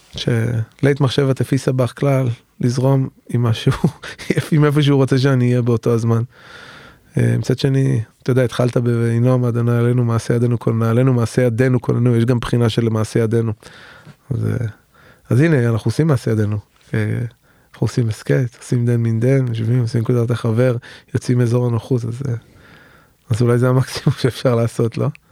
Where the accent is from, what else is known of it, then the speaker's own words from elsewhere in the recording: Tel Aviv, Tel Aviv District, Israel; בתור תל אביבי שמאלני